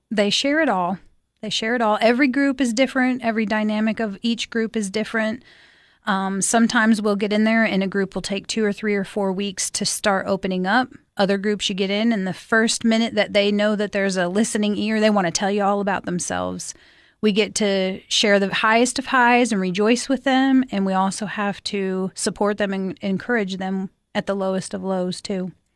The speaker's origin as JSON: {"language": "English", "region": "Alaska", "country": "United States", "tie": "born or raised there", "also_born_or_lived": "South Dakota / Philadelphia area", "moved": "as an adult", "lives_now": "Cookeville, United States", "said": "I moved to Alaska when I was nine, and I grew up up there."}